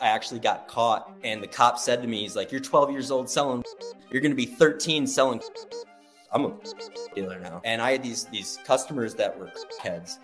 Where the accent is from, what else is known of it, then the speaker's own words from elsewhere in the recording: Albany, New York, United States; moved away as an adult; also born or lived in Fort Collins, Colorado; now in Colorado, United States; I was born and raised in Albany, just outside of Albany, New York